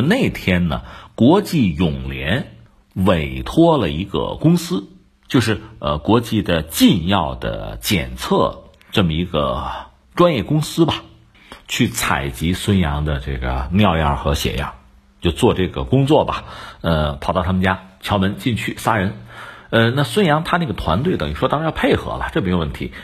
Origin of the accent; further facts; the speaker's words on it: Hebei, China; 我们作为河北人